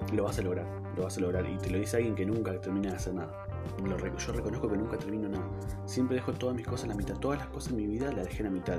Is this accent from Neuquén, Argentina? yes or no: yes; Neuquén, Argentina; en Neuquén justamente, em, que es de donde soy